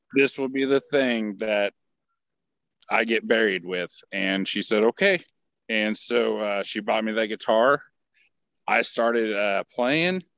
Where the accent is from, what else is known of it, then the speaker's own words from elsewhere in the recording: Manhattan, Kansas, United States; moved away as an adult; also born or lived in Nashville, Tennessee / Texas; I'm from Manhattan, Kansas